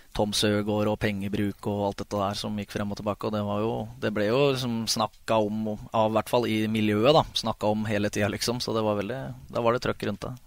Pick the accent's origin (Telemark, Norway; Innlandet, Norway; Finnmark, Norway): Innlandet, Norway; Ridabu; also born or lived in Hamar; jeg er født på Hamar og oppvokst på Ridabu.